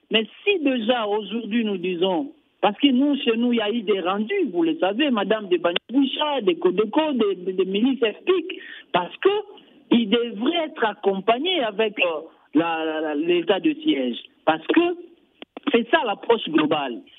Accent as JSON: {"language": "French", "region": "Ituri", "country": "DR Congo", "said": "ici, chez nous, en Ituri"}